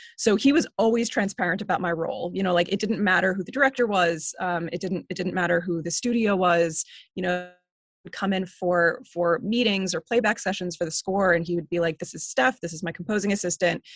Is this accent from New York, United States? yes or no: yes; Northport, New York, United States; also born or lived in Queens, New York; I grew up on Long Island in this town called Northport